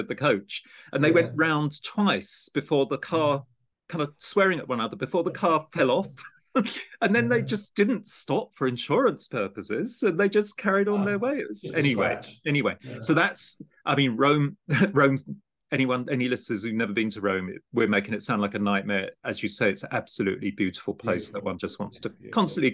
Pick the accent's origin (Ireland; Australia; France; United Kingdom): United Kingdom; Gravesend, South East England; I grew up in Gravesend on the other side of the estuary